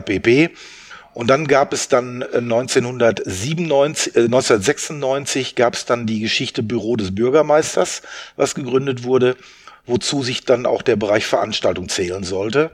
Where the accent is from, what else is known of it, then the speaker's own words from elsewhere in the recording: Soest, North Rhine-Westphalia, Germany; ich bin in Soos geboren. Ähm, wir haben dann, mein Vater war bei Herlitius beschäftigt und wir haben am Bahnhof gewohnt.